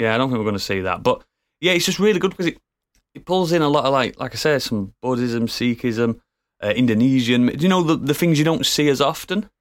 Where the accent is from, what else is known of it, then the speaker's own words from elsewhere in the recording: United Kingdom; we are all British, and we all sound ridiculous